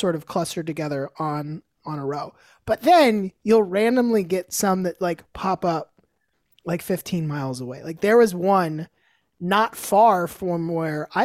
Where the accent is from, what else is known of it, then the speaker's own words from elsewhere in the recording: Tampa, Florida, United States; also born or lived in Gainesville, Florida; now in Nashville, United States; I was born in Gainesville, and I moved to Tampa when I was like 3, and I was there through high school